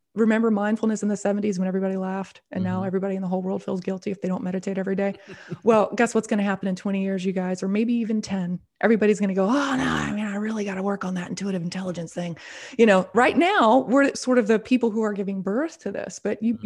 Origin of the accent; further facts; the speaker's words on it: the South, United States; I grew up in a very very conservative. I'm from the South here in the United States